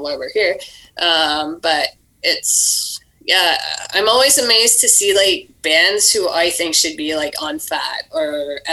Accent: Canada; now in Ontario, Canada; I grew up near the Arctic Circle where there were no shows.

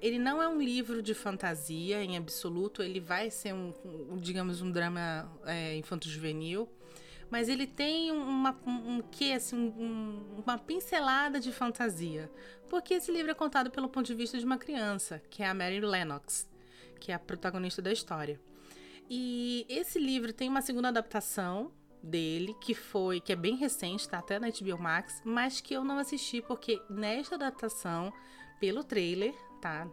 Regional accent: North Region, Brazil; Nós somos do, do norte do, do, do Brasil

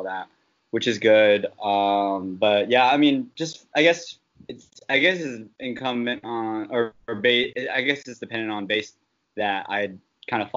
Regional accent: San Francisco, California, United States; moved away as an adult; also born or lived in San Diego; my hometown, San Francisco

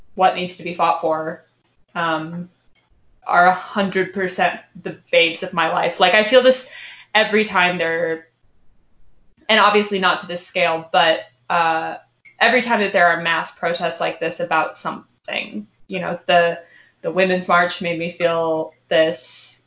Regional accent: Alaska, United States; I'm from Alaska

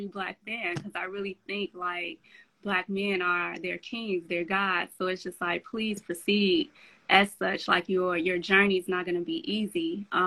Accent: Chicago, Illinois, United States; I'm from LeClaire Courts, Chicago

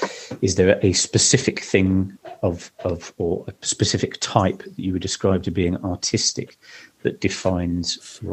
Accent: East of England, United Kingdom; I did tell you I grew up in Suffolk, didn't I?

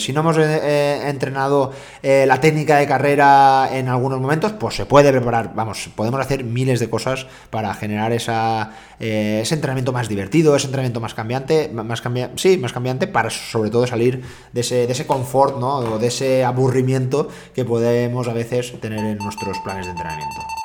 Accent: Jaén, Andalusia, Spain; soy de Jaén

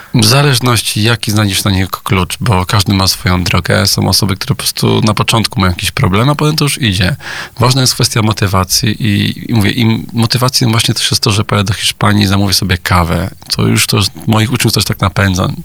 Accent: Poland; My, Polacy

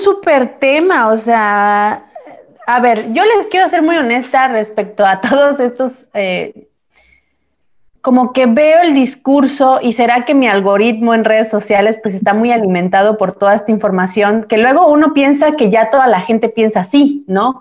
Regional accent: Mexico; moved away as an adult; now in Italy; Nosotros que venimos de México a Europa, a Italia

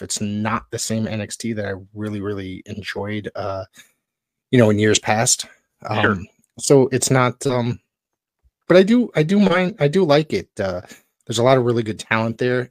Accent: Woodbridge, Connecticut, United States; I grew up in Woodbridge, Connecticut.

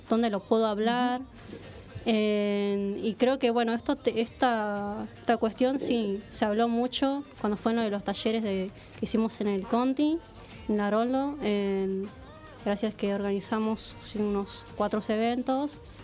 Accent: San Isidro, Buenos Aires Province, Argentina; soy de acá, de, del barrio acá de, San Isidro, digo, de acá, de Argentina

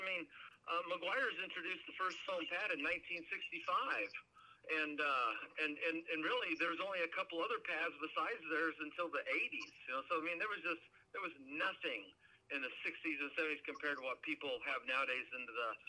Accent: Oregon, United States; And but as a kid growing up in Oregon, it rained 9 months out of the year.

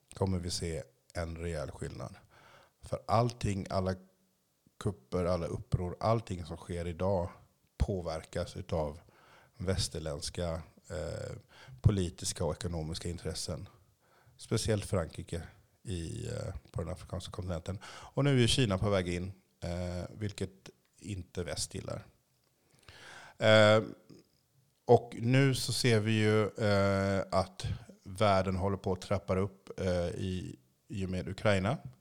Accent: Sweden; also born or lived in Haiti; jag kunde dött som liten i Sverige

